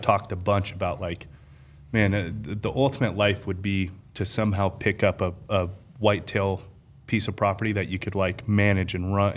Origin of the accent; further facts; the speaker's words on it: Las Vegas, Nevada, United States; I being born and raised in Las Vegas